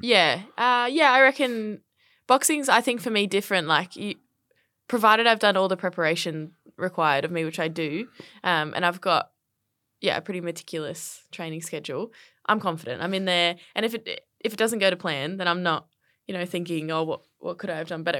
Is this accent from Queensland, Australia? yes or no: yes; Brisbane, Queensland, Australia; moved away as an adult; now in Melbourne, Australia; grew up in Brisbane on the north side, uh, and, yeah, had a, had a really fortunate and, uh, fun childhood